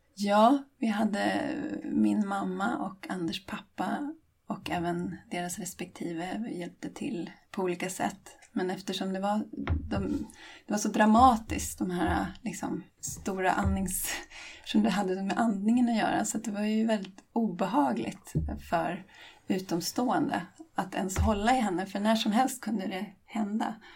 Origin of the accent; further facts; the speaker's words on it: Åkersberga, Stockholm County, Sweden; jag är trebarnsmamma från Åkersberga utanför Stockholm